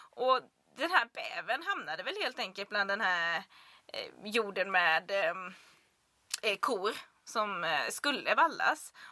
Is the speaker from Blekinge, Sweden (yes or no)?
yes; Blekinge, Sweden; det är ju Blekinge där jag kommer ifrån. Vi är ju ekoxen.